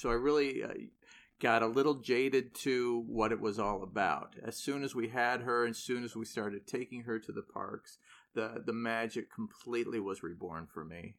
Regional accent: Irvine, California, United States; I grew up in Irvine, so, uh, you know, Anaheim wasn't that far away

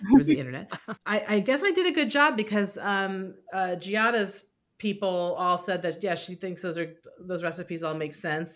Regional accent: Walnut Creek, California, United States; I grew up in Walnut Creek

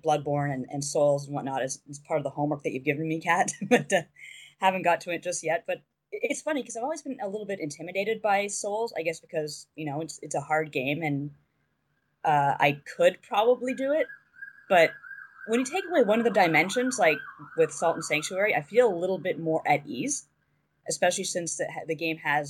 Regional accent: Canada; I am a Canadian

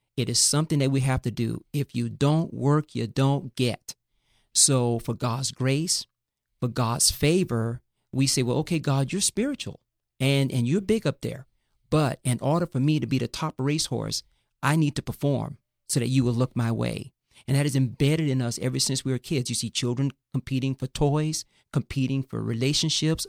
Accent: Fort Lauderdale, Florida, United States; also born or lived in Northwest Montana; now in Thousand Oaks, United States; I grew up in the inner city of Fort Lauderdale, Florida, in Broward County.

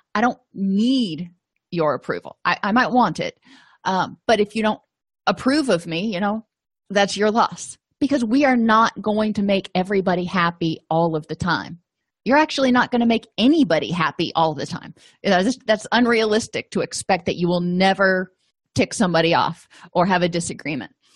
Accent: Florida, United States; moved away; I come from Florida, so I'm not used to snow

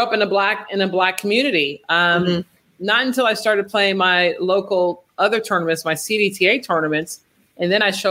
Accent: Chicago, Illinois, United States; I was from Chicago. It was because of how I was raised

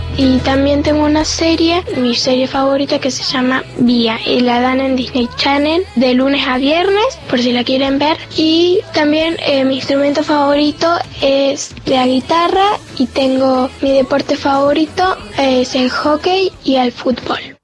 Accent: Lago Puelo, Chubut, Argentina; soy de la Upuelo Chubut

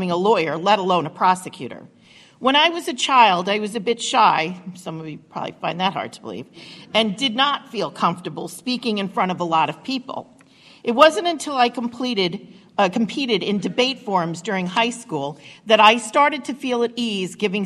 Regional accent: Rochester, New York, United States; my hometown of Rochester, New York

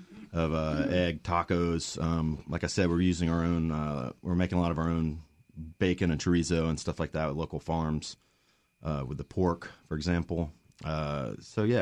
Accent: the South, United States; I am from the South here in the United States

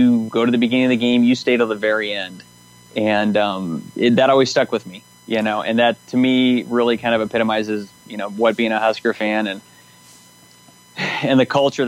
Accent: Nebraska, United States; basic Nebraskan, born and raised here

